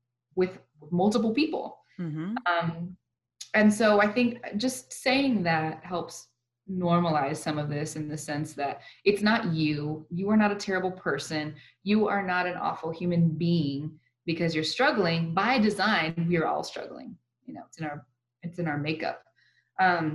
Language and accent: English; El Paso, Texas, United States; also born or lived in Lubbock / Phoenix, Arizona / Mexico; born and raised in El Paso